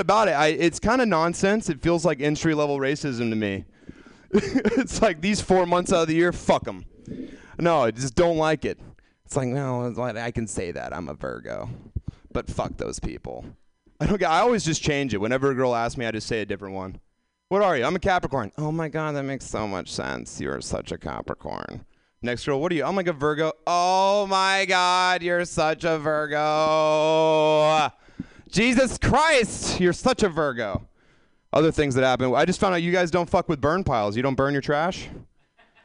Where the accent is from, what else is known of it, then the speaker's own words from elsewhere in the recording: the South, Mississippi, United States; moved away as an adult; now in California, United States; I grew up in the South where weed was so, so illegal